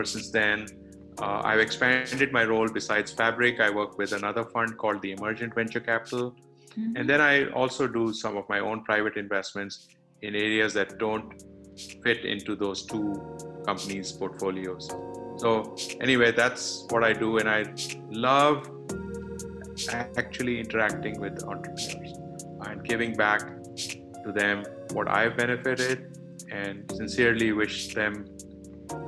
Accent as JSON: {"language": "English", "country": "India", "also_born_or_lived": "Silicon Valley", "moved": "as an adult", "said": "I am from India. I went to BITS Pilani"}